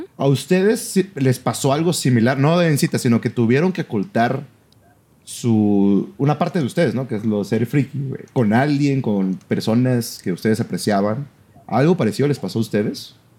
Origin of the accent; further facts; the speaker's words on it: Mexico; fue en una escuela ah, de donde yo soy originario, ¿no? De mi ciudad, de, mi ciudad natal.